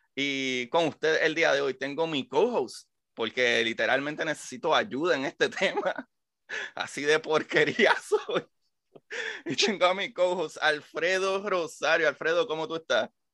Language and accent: Spanish; Puerto Rico; como puertorriqueño